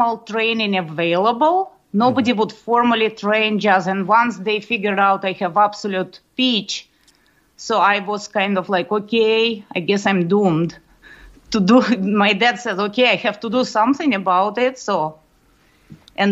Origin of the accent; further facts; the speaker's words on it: Moscow, Russia; moved away; I grew up in Moscow, Russia